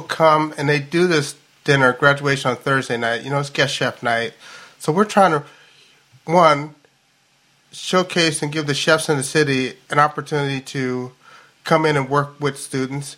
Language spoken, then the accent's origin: English; Louisville, Kentucky, United States; now in Seattle, United States; I'm like from Louisville, Kentucky, so I always get these analogies of horses